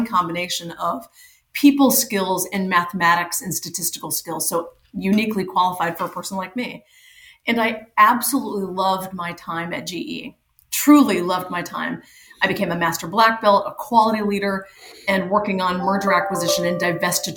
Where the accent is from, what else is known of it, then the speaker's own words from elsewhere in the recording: Cottonwood Point, Missouri, United States; So I was actually born in a ridiculously small town in Missouri, population 21, to be very specific. I am from a little town called Cottonwood Point, Missouri.